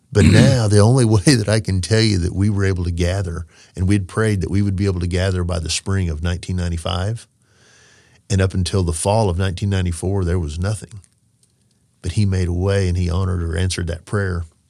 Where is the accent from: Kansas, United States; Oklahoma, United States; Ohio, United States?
Oklahoma, United States; as a young man growing up in Oklahoma